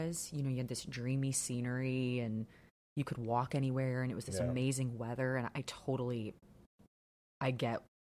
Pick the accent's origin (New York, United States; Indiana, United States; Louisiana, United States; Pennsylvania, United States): Indiana, United States; Crown Point; I grew up here in Crown Point. I never really left